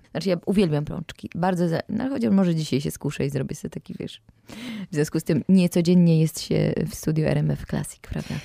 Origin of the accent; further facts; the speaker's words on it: Mysłowice, Silesian Voivodeship, Poland; also born or lived in Katowice; urodziłam się w Katowicach, y, a rzeczywiście wychowałam się na przedmieściach Mysłowic